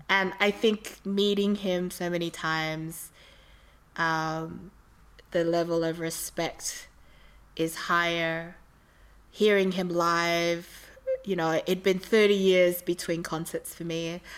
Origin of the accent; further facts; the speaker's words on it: Australia; I was from Australia.